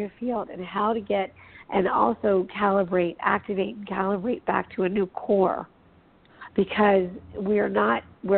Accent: Los Angeles, California, United States; I'm from Hollywood

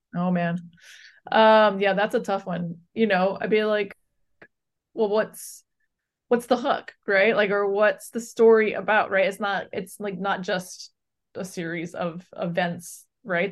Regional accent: Hawaii, United States; now in Brooklyn, United States; I grew up in Hawaii

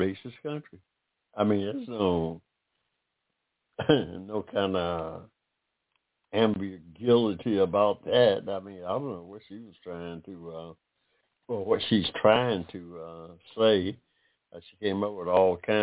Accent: United States; I'm an American, by the way, of African descent.

